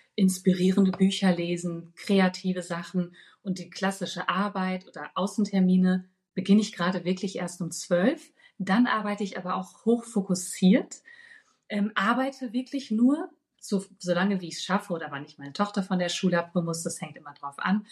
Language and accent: German; Ruhr area, North Rhine-Westphalia, Germany; moved away; also born or lived in Berlin; ich komme ja aus dem Ruhrgebiet gebürtig